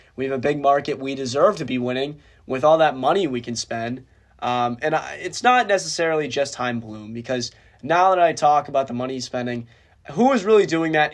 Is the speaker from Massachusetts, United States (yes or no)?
yes; Boston, Massachusetts, United States; my hometown team, the Boston Red Sox